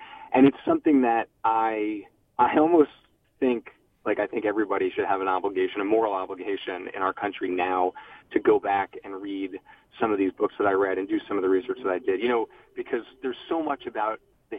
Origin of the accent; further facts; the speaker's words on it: United States; as a human, as an American